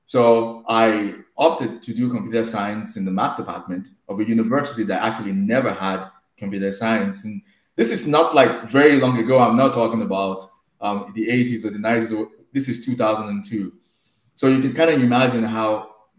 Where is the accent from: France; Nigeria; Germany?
Nigeria; moved away as an adult; now in United States; I am originally from Nigeria. You could potentially hear it in my accent. And I moved here 15 years ago, went to grad school